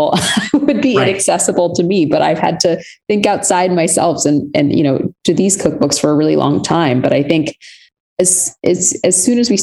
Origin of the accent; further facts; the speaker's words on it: Texas, United States; my Texas upbringing, but just growing up in the US.